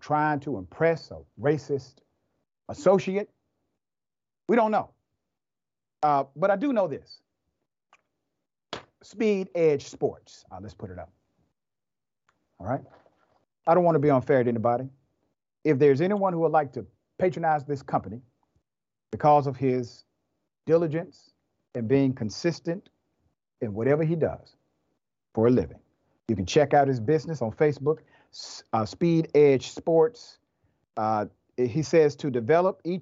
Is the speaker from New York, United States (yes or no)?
no; Atlanta, Georgia, United States; I'm from Atlanta